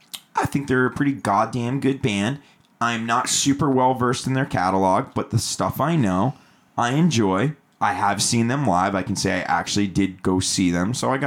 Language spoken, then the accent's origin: English; Atlanta, Georgia, United States; now in California, United States; I come from the East Coast. I come from Atlanta